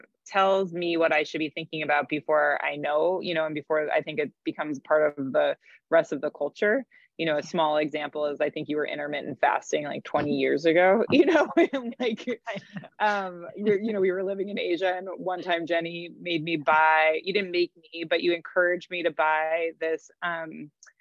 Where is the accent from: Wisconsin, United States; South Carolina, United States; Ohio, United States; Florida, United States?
Ohio, United States; Cleveland; accent: hard A Midwestern; now in Seattle, United States; I'm in Seattle, but I'm originally from Cleveland, Ohio, which is where that non-sexy hard A Midwestern voice comes from.